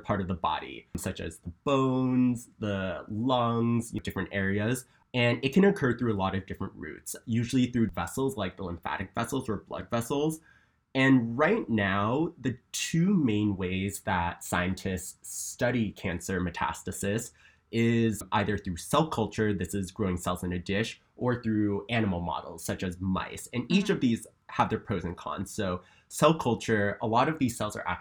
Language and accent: English; New Jersey, United States; moved away; I'm from New Jersey